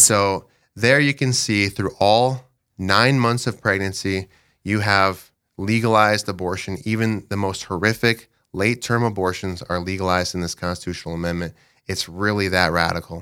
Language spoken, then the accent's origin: English; Dell Rapids, South Dakota, United States; I'm from Del Rapids. I live in Del with my wife, Sheila.